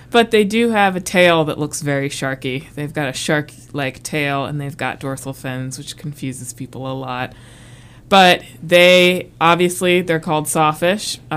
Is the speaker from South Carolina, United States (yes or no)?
yes; South Carolina, United States; I'm from We'll say South Carolina. We'll say I'm from South Carolina. We'll say that. Yeah. That's I'm a military brat, so I moved around a lot, but spent most of my time and I graduated high school in South Carolina